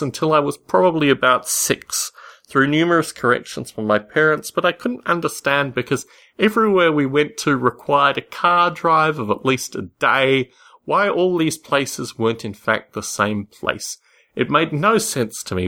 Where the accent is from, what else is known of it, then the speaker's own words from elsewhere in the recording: Canberra, Australian Capital Territory, Australia; As a child in Australia, particularly growing up in Canberra, Australia